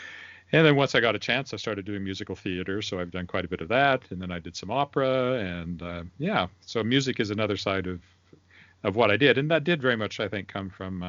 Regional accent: Weyburn, Saskatchewan, Canada; now in Regina, Canada; it wasn't really until I moved up to Regina, I grew up in Weyburn, which is about 10,000 people.

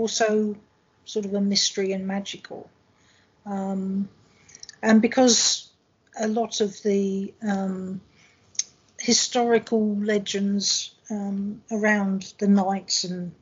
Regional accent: England, United Kingdom; moved away; I am from England

